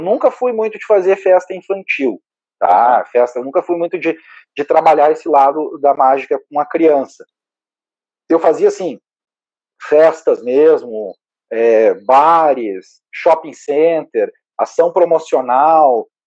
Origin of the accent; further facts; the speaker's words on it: Caxias do Sul, Rio Grande do Sul, Brazil; moved away as an adult; now in Porto Alegre, Brazil; eu sou natural de Caxias do Sul.